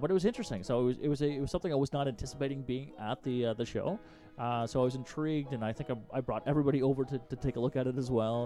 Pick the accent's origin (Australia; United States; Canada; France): Canada; as a Canadian